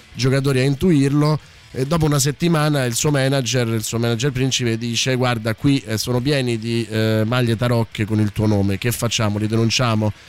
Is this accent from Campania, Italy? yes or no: yes; Naples, Campania, Italy; da napoletano